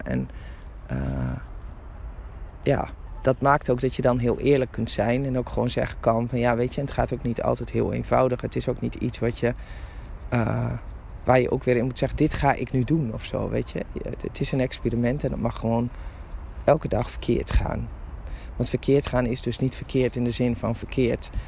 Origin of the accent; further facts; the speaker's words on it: Drenthe, Netherlands; Ik ben een Drentse van oorsprong